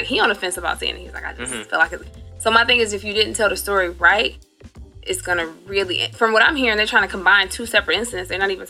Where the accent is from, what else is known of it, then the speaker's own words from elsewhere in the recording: Detroit, Michigan, United States; now in Los Angeles, United States; I was raised in Detroit 30 years ago, so it's a completely different place.